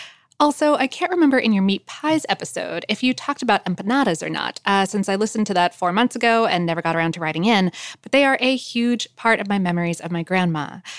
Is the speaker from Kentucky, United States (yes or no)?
no; Ohio, United States; basically everyone where I grew up in Western Ohio has the same heritage.